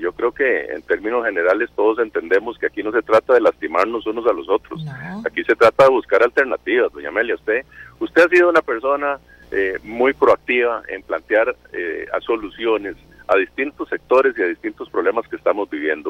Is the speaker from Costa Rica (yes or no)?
yes; Costa Rica; Todos somos costarricenses